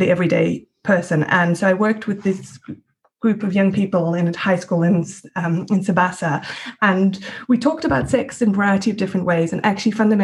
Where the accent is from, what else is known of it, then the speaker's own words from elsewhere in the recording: Switzerland; moved away as an adult; also born or lived in South Africa / Glasgow, United Kingdom; now in United Kingdom; I'm a South African Swiss woman. I'm white, and I've grown up in Switzerland, and then I've had the opportunity to come to the UK and study in the UK